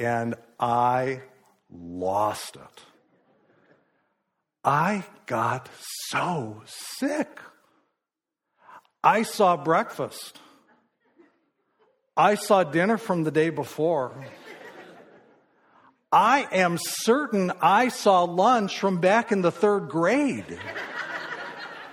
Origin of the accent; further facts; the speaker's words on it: Midwest, United States; I grew up in the Midwest